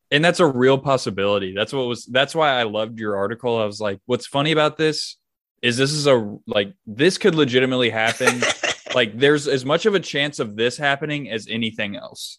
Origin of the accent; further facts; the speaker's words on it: Nashville, Tennessee, United States; I'm from Nashville